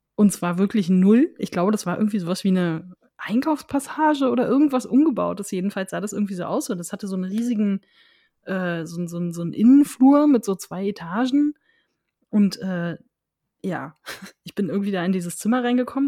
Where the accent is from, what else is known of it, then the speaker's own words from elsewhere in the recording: Berlin, Germany; als Berliner